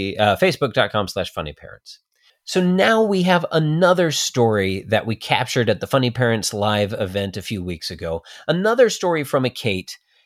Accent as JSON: {"language": "English", "region": "Colorado", "country": "United States", "moved": "yes", "said": "I'm from Colorado"}